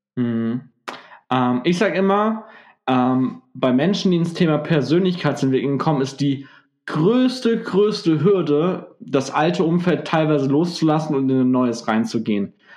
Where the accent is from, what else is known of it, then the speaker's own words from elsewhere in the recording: Gelsenkirchen, North Rhine-Westphalia, Germany; ich bin ja aus Gelsenkirchen